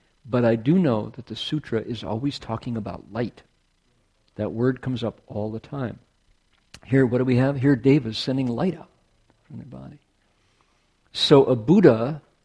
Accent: near the Great Lakes, Midwest, United States; now in California, United States; I am Scots-Irish through Canada, Midwesterner, born near the Great Lakes, who has been in California more than half of my life, by far.

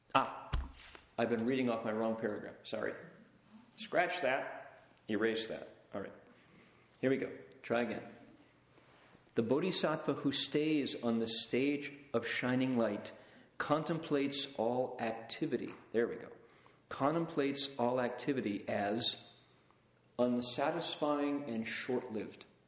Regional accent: Toledo, Ohio, United States; I grew up in Toledo, Ohio, glass capital of the world

